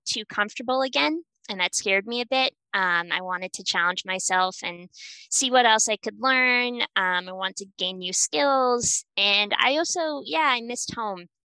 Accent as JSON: {"language": "English", "region": "New Hampshire", "country": "United States", "also_born_or_lived": "Bratislava, Slovakia", "moved": "as an adult", "said": "I'm from New Hampshire originally"}